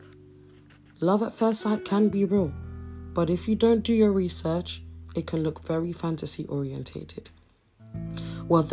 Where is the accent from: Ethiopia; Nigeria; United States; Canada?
Nigeria; I'm Nigerian, and where I come from, love is easily felt and said